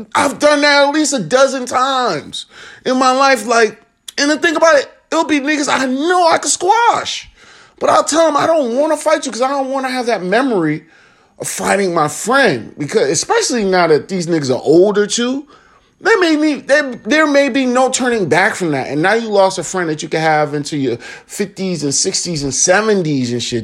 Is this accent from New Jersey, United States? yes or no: no; Chicago, Illinois, United States; moved away; Chicago, my hometown